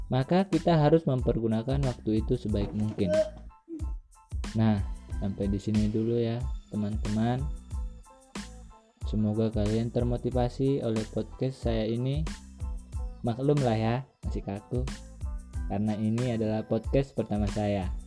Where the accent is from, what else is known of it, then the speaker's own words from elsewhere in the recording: Simangumban, North Sumatra, Indonesia; Saya berusia 17 tahun dan saya berasal dari Simangumban.